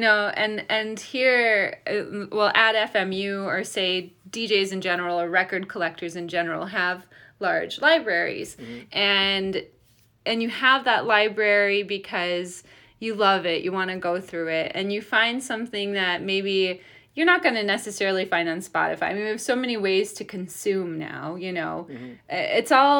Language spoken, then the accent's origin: English; Detroit, Michigan, United States; I grew up in Detroit.